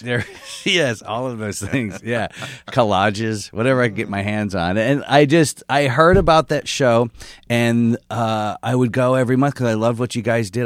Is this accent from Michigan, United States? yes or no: yes; Michigan, United States; moved away; also born or lived in San Francisco; I grew up in Michigan State country.